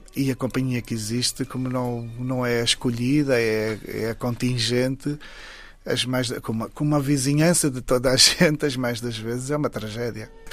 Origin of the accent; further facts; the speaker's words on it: Saurimo, Lunda Sul, Angola; moved away; Saurim, que é exatamente a terra onde eu nasci